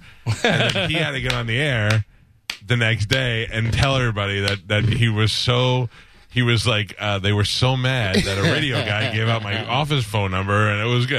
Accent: New York City, New York, United States; moved away; So now I grew up in Staten Island.

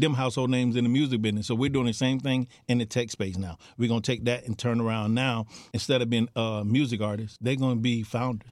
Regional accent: Miami Gardens, Florida, United States; I'm born and raised in Carroll City, not Miami Gardens, Carroll City

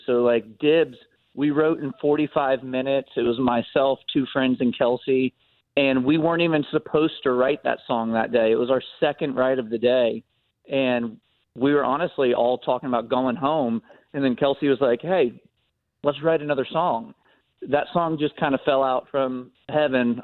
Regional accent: Davie, Florida, United States; also born or lived in Ocala, Florida; I grew up down in Davie, Florida

